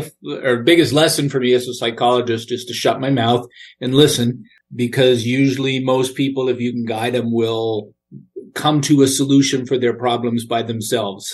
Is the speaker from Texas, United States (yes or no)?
no; Lebanon, New Hampshire, United States; I grew up in Lebanon, New Hampshire, which is right next to Dartmouth College